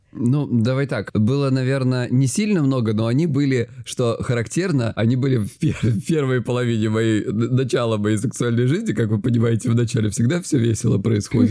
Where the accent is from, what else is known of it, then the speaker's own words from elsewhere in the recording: Krasnodar Krai, Russia; я с Кубани